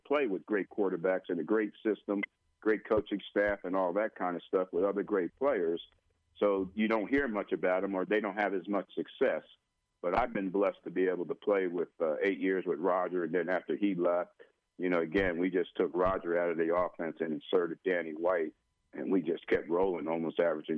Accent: South River, New Jersey, United States; moved away; growing up in South Carolina, New Jersey

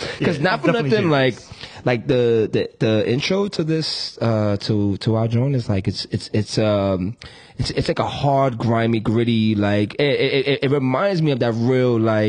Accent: New York, United States; I'm from New York.

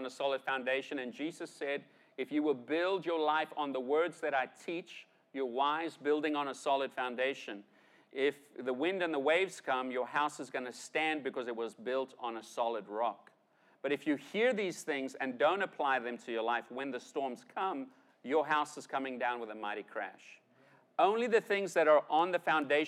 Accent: South Africa; Growing up, I grew up in South Africa, right? And I grew up in South Africa in the 70s, 80s, 90s

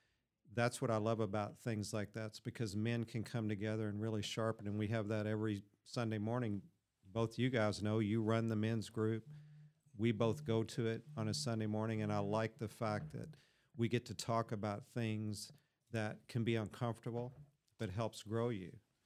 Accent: Kentucky, United States; born there; Oh, yeah, that's right. I was born in Kentucky.

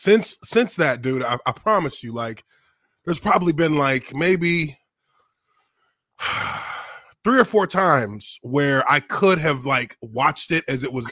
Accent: Dallas, Texas, United States; moved away as an adult; also born or lived in Indiana / Jacksonville, Florida; I grew up in Dallas, man. I'm from Dallas, Texas originally. You know, my parents are from Nigeria. So, you know, I came up in Dallas.

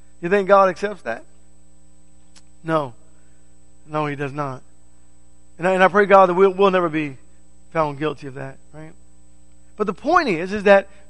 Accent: United States; I'm an American citizen

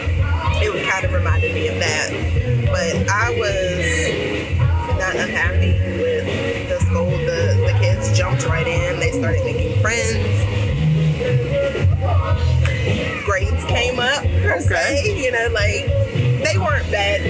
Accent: Alleghany County, Virginia, United States; moved away as an adult; now in Rocky Mount, United States; originally, we're from Allegheny County, Forge

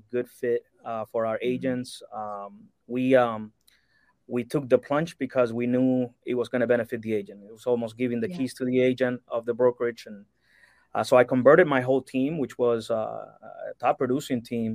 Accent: Cuba; now in United States; I'm originally from Cuba, born and raised, and I moved to the States in 1996.

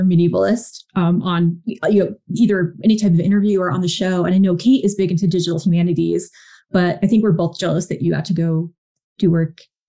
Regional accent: New Jersey, United States; because I'm from New Jersey

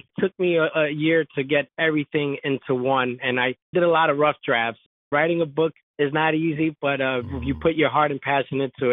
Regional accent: New York City, New York, United States; my childhood growing up in the South Bronx, New York

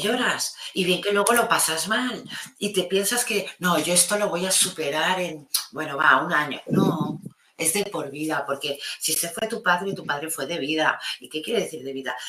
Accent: Catalonia, Spain; mi país que es tan, tan empático

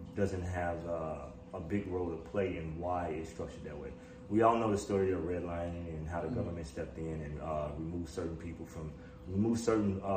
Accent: Chicago, Illinois, United States; I'm from Chicago, born and raised.

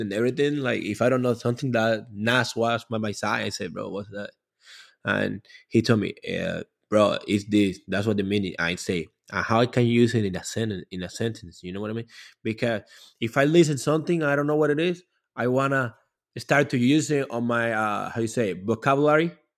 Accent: Cuba; English is a second language; now in Miami, United States; when I was growing up in Cuba

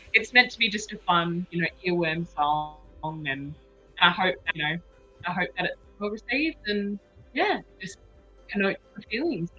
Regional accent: Western Australia, Australia; moved away as an adult; now in Las Vegas, United States; I'm from Western Australia.

